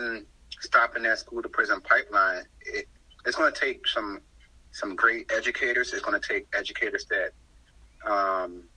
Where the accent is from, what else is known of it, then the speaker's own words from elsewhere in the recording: Baltimore, Maryland, United States; moved away as an adult; also born or lived in South Carolina; I was born and raised in Baltimore, Maryland